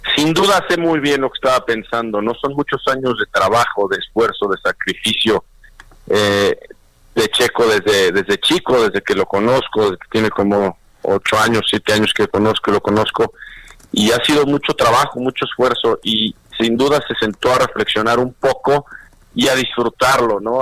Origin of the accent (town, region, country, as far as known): Mexico